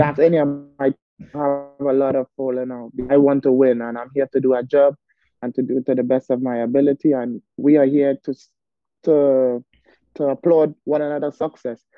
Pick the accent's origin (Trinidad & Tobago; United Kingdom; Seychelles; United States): Trinidad & Tobago; Arima; as a young kid growing up in Arima, born and raised in Arima